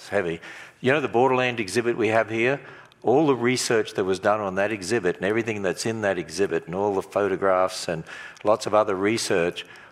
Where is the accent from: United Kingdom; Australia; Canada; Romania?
Australia; I'm from Australia